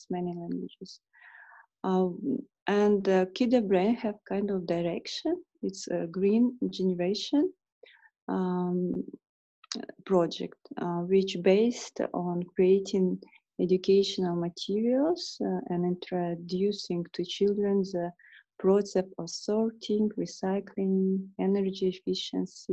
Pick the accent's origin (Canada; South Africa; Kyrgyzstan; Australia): Kyrgyzstan; also born or lived in England; I'm from Kyrgyzstan.